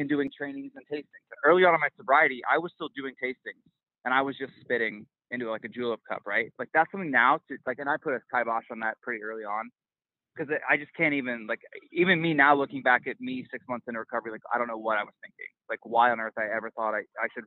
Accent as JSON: {"language": "English", "region": "Midwest", "country": "United States", "tie": "born or raised there", "moved": "yes", "lives_now": "New York City, United States", "said": "I grew up in the Midwest"}